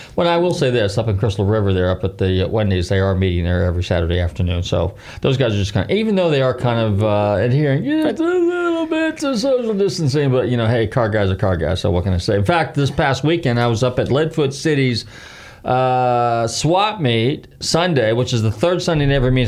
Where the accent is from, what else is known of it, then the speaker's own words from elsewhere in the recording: California, United States; now in Clearwater, United States; California, eh, my home state